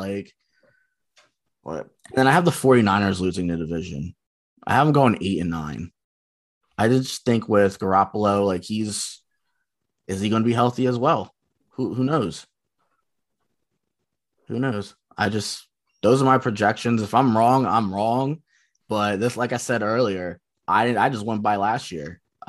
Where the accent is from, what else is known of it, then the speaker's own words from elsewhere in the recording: Lehigh Valley, Pennsylvania, United States; We're from the Lehigh Valley.